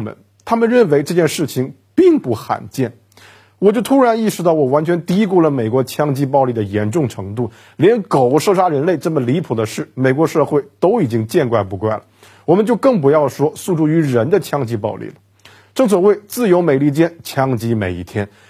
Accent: China; 对我们中国人而言，

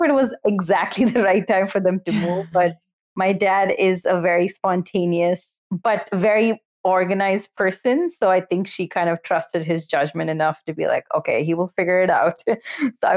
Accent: Bangalore, Karnataka, India; first language Kannada; English is a second language; moved away as an adult; also born or lived in New Jersey, United States; now in United States; I'm from Bangalore. My family actually moved back to India when I was 5. So I essentially grew up in India till I was 18.

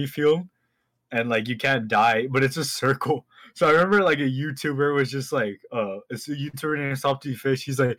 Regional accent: Texas, United States; I'm from Texas.

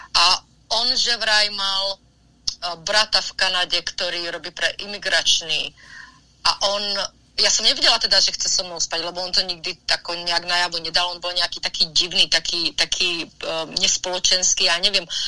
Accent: Slovakia; now in Los Angeles, United States; ja som vyrastala na Slovensku

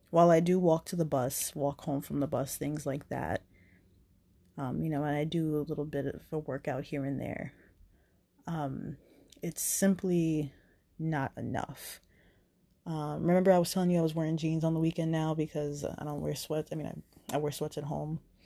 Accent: New Jersey, United States; moved away; I went home to New Jersey to be with my mom

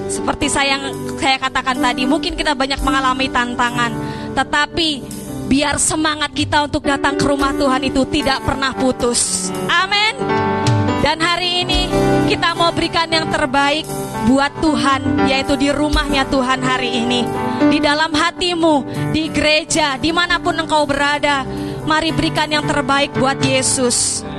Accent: Lampung, Indonesia; saya teringat dengan berita beberapa hari ini yang sedang viral yaitu di desa saya, di Lampung.

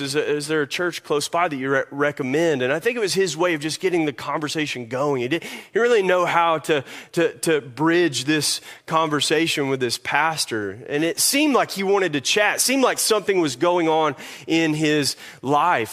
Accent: Kentucky, United States; moved away; I'm made in Kentucky.

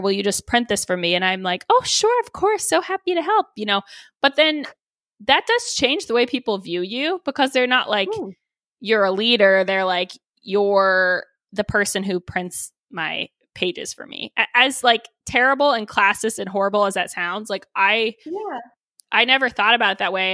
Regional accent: Texas, United States; moved away; also born or lived in Boulder, Colorado; growing up in Texas

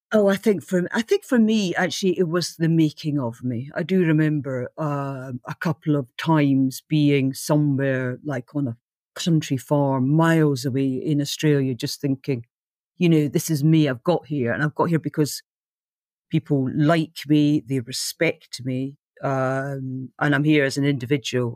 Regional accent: Aberdeen, Scotland, United Kingdom; moved away as an adult; also born or lived in London; I came from Aberdeen, which is like, uh, Gotham City in the north

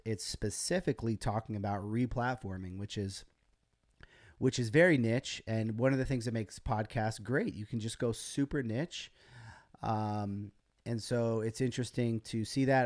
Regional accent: United States; as an American

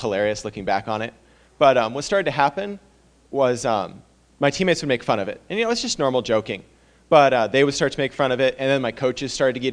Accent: Medford, Oregon, United States; I'm from Medford, Oregon, so I play baseball at Biola University

